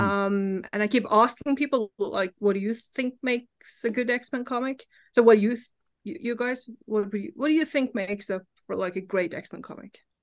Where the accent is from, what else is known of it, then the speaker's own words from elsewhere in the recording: Norway; English is a second language; I live in Norway. I grew up in Norway.